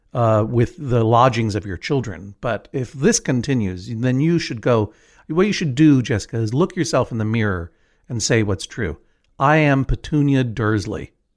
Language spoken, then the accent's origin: English; New England, United States; growing up in New England